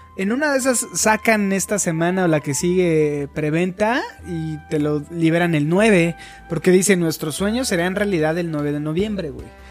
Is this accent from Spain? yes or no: no; Mexico